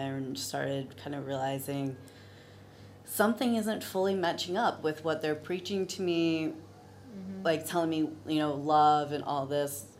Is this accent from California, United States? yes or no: no; Virginia Beach, Virginia, United States; I'm originally from Virginia